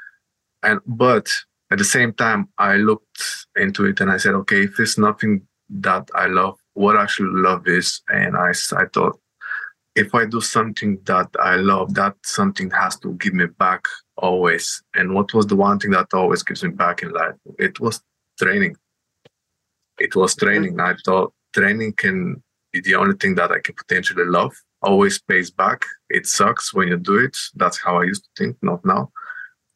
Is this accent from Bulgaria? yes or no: yes; Bulgaria; moved away as an adult; now in United Kingdom; I'm coming from Bulgaria, and I'm sort of an immigrant, right? I came here to the UK with 10 euros in my pocket, like on 2014 in September.